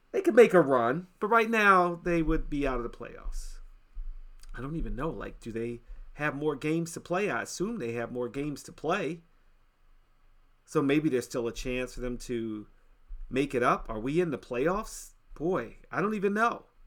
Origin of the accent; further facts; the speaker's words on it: Washington, District of Columbia, United States; My hometown, my home city, the D M V